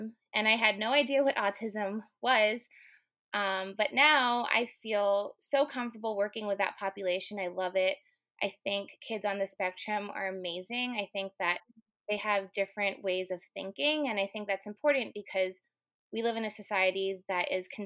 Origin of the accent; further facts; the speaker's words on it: New York City, New York, United States; I'm just a girl from Queens. I was born and raised in Flushing